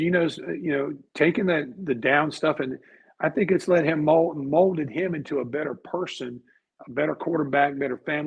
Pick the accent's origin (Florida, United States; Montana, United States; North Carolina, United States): North Carolina, United States; Newport; my hometown of Newport